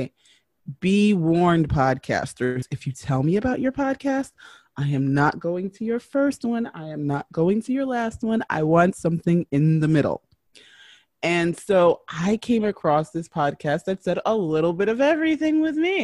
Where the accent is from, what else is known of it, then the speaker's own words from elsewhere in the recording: New York City, New York, United States; I am from New York City.